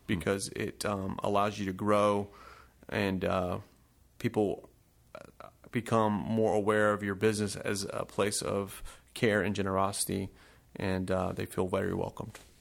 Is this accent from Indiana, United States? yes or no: no; Smyrna, Georgia, United States; moved away as an adult; also born or lived in New Jersey / Chicago; now in Whitehall, United States; I grew up in Smyrna, Georgia, like my brother, Joseph.